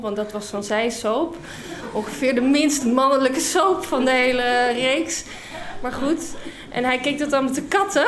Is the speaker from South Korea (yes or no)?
no; United Kingdom; also born or lived in Scotland / Utrecht, Netherlands; now in Netherlands; ik ben Brits